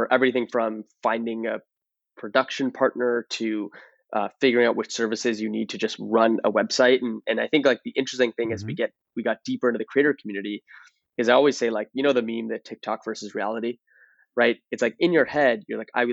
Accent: Toronto, Ontario, Canada; now in San Francisco, United States; I'm originally from Toronto.

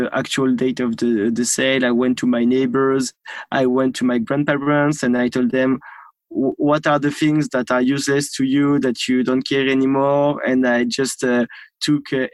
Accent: Normandy, France; accent: French; English is a second language; I grew up in Normandy.

